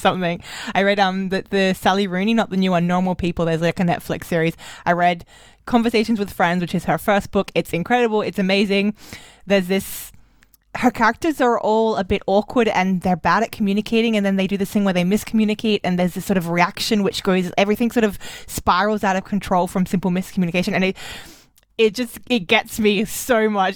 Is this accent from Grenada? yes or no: no; Australia; moved away as an adult; also born or lived in Germany; I'm an Australian who was in Germany for too long.